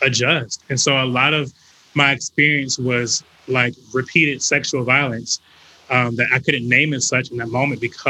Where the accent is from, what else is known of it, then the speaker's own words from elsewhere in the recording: North Carolina, United States; moved away as an adult; now in Atlanta, United States; I'm from North Carolina, from the South